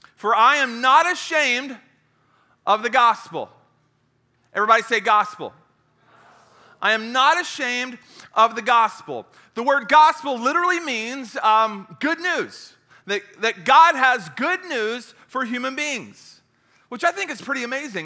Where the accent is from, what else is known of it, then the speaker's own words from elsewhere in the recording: Knoxville, Tennessee, United States; I'm, I'm from Knoxville. I went to school in Knoxville.